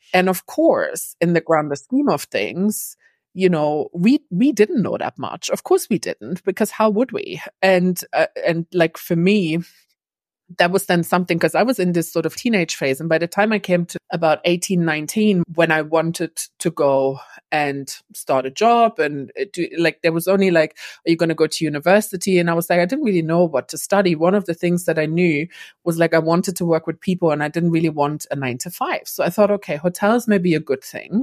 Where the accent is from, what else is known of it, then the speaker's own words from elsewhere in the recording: East Germany, Germany; moved away as an adult; now in London, United Kingdom; I grew up in East Germany.